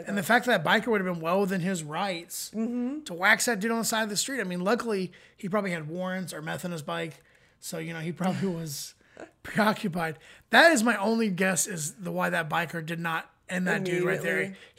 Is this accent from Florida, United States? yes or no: yes; Florida, United States; growing up in Florida, like, people kept guns in their car constantly.